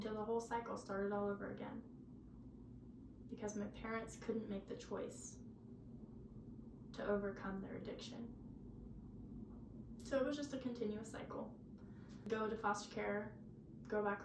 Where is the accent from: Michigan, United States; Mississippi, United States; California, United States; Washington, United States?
California, United States; Auburn; I'm from Auburn, California.